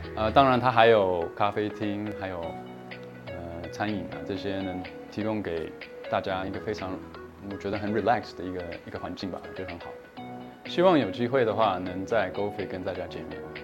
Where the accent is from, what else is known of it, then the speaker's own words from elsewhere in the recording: Australia; moved away as an adult; also born or lived in China; now in Taiwan; 我是从小在澳洲长大的。Uh, I'm P G A of Australia， 所以我是澳洲的职业教练